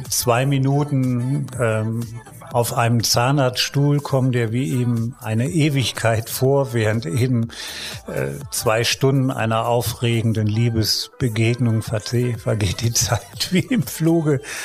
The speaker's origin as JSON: {"language": "German", "country": "Germany", "said": "ich komme ja aus Deutschland"}